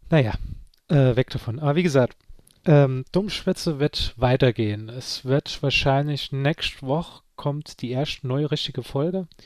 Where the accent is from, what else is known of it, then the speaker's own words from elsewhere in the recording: Saarland, Germany; unter den zehn Dinge, die man nur versteht als Saarländer